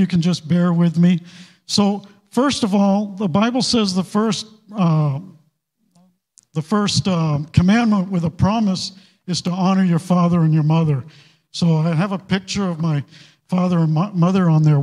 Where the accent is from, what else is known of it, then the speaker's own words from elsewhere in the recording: Maine, United States; moved away as an adult; also born or lived in California; I grew up in Maine